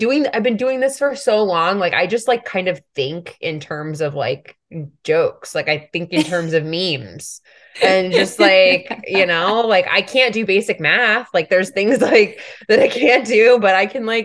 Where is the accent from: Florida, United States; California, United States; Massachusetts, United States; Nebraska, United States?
Florida, United States; South; moved away as an adult; also born or lived in New York; I grew up in South Florida